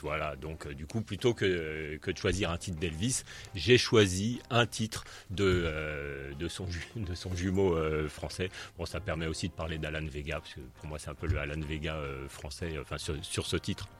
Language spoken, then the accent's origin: French; Paris, Île-de-France, France; je suis parisien